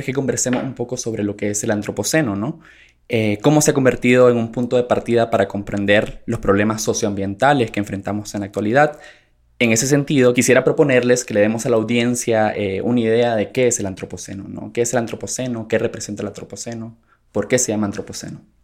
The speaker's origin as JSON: {"language": "Spanish", "country": "Nicaragua", "said": "sociólogo nicaragüense"}